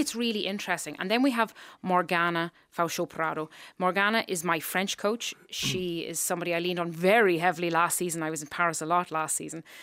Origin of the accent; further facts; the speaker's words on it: Ireland; accent: Irish; moved away; my accent came back to where it should be. Um, we speak very far back as Irish people